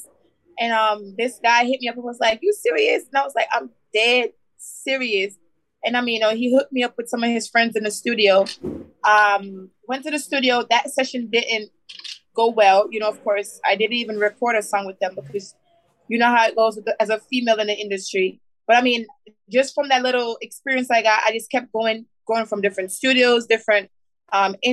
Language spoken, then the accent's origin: English; Miami, Florida, United States; born or raised there; also born or lived in Westmoreland, Jamaica